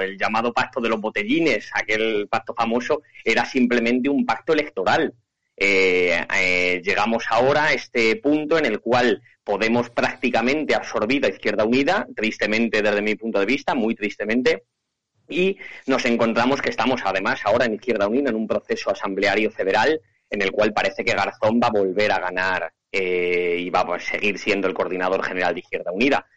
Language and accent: Spanish; Candelario, Castile and León, Spain; concejal en, mi pueblo, en Candelario